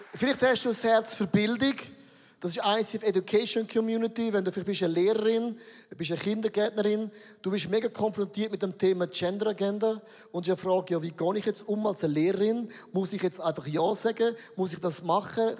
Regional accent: Switzerland; für uns als Schweizer

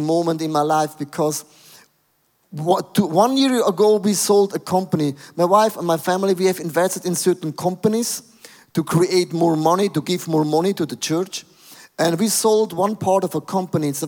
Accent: Switzerland; I'm from Switzerland

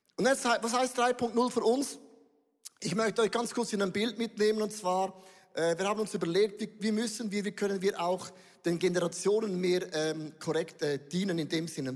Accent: Switzerland; wir Schweizer

